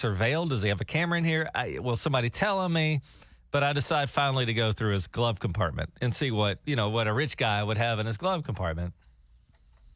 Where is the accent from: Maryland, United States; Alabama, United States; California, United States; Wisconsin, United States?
Alabama, United States; moved away; I grew up in Alabama